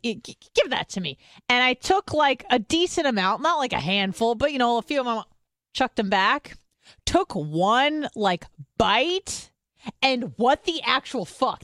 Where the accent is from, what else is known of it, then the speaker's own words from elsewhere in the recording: California, United States; moved away; I'm from California.